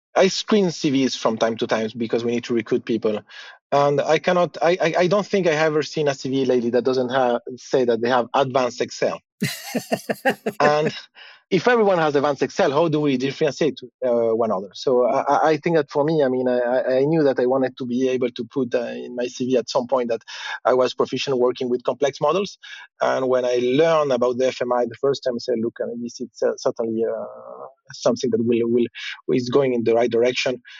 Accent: Chile; now in Luxembourg; I'm based in Luxembourg, but I'm originally from Chile

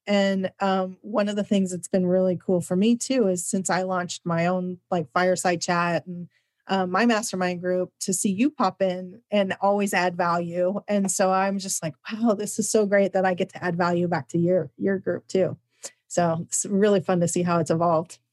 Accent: Midwest, United States; I'm from the Midwest.

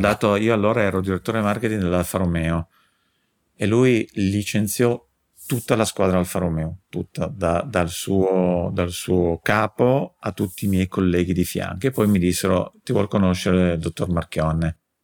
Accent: Turin, Piedmont, Italy; son di Torino

